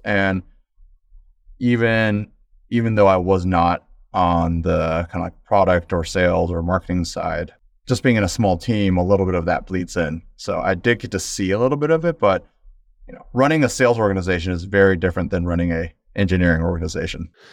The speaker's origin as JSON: {"language": "English", "region": "Midwest", "country": "United States", "tie": "born or raised there", "said": "first generation American, growing up in the Midwest"}